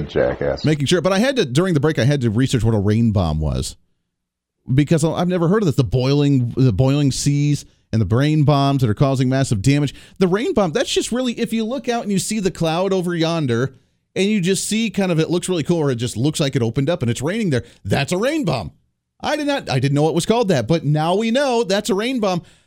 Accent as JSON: {"language": "English", "region": "Kansas", "country": "United States", "said": "I come from Kansas"}